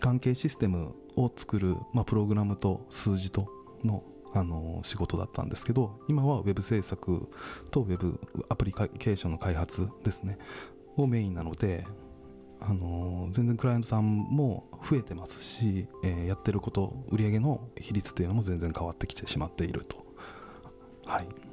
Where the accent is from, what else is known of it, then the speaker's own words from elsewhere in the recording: Miyoshi, Tokushima, Japan; moved away as an adult; also born or lived in Osaka; 地元徳島県三好市池田町